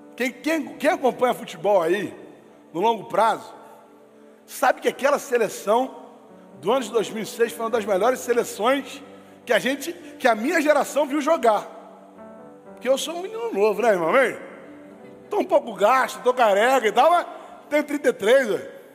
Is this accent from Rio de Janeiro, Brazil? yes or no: yes; Rio de Janeiro, Brazil; a gente é carioca, irmão, a gente é fluminense, a gente é criado no Rio